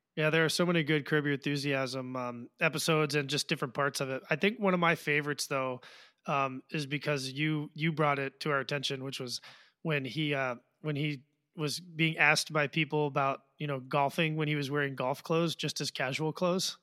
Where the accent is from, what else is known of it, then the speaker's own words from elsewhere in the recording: Washington, District of Columbia, United States; I grew up in Washington, D C